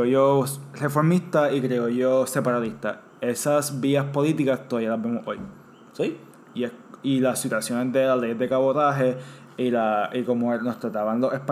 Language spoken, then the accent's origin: Spanish; Puerto Rico; existen los puertorriqueños y que no éramos españoles en América.